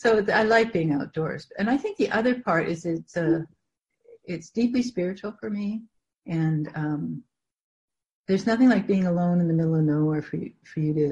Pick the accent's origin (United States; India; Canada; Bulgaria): Canada; I grew up in Canada, and everybody had acreage, and it was all bush